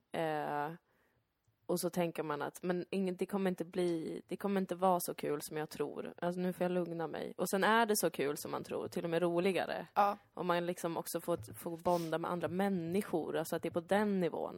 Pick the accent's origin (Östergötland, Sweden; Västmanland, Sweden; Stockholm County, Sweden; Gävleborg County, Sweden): Stockholm County, Sweden; Täby; also born or lived in Danderyd; när jag växte upp som barn i Täby